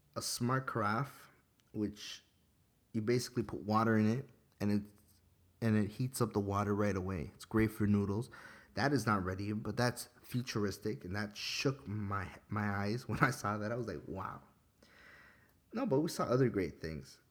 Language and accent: English; Ecuador; I'm Ecuadorian.